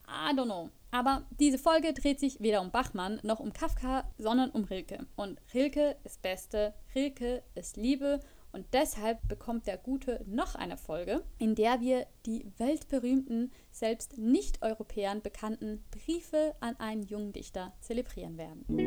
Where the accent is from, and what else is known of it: Switzerland; moved away as an adult; now in Germany